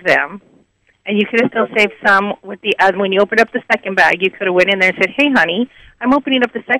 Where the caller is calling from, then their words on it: Petaluma, California, United States; I'm calling from Petaluma.